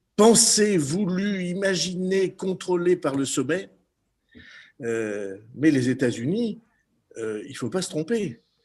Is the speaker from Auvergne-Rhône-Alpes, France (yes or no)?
no; Béarn, Nouvelle-Aquitaine, France; chez nous en Béarn, dans les Pyrénées